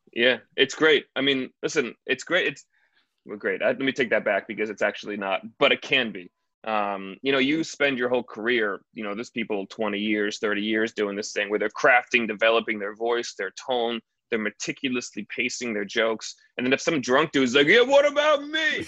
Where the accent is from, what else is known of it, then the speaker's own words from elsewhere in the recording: United States; being an American